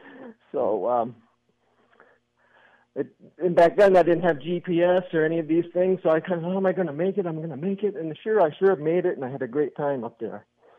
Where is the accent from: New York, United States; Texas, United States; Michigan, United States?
Michigan, United States; Lansing; Well, we grew up together in Lansing